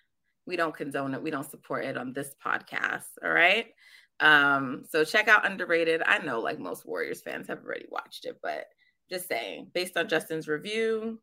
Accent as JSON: {"language": "English", "country": "Jamaica", "said": "And I'm Jamaican, so I've worked like three jobs at a time."}